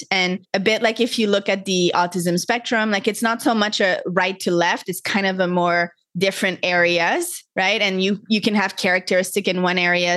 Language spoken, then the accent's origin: English; Montreal, Quebec, Canada; moved away as an adult; now in Costa Rica; I grew up in Montreal, Canada